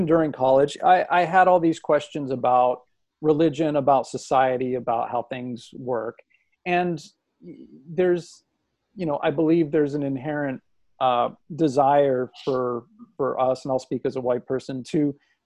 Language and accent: English; Los Angeles, California, United States; growing up in Los Angeles